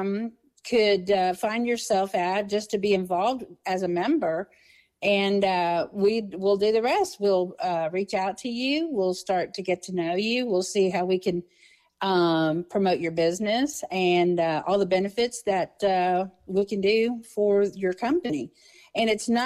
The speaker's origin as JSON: {"language": "English", "region": "Texas", "country": "United States", "tie": "born or raised there", "moved": "as an adult", "lives_now": "Old Hickory, United States", "said": "I'm from Texas and I 20 something years ago, I landed here"}